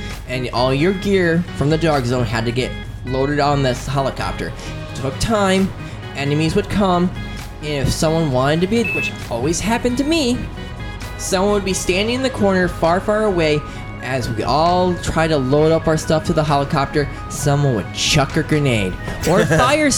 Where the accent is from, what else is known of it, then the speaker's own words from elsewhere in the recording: United States; I'm an American.